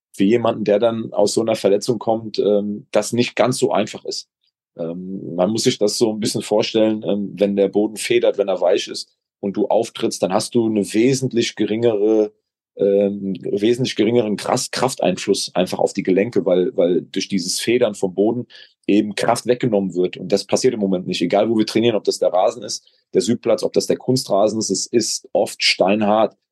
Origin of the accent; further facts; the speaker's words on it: Gückingen, Rhineland-Palatinate, Germany; mein Heimatdorf Gückingen